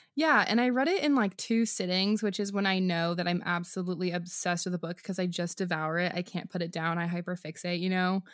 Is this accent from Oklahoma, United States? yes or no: no; Washington, United States; moved away; I'm recording from Washington State, where I flew this week to visit my family, um, right back in my parents' closet